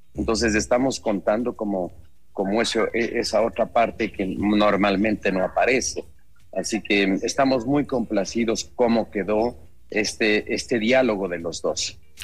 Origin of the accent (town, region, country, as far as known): Ecuador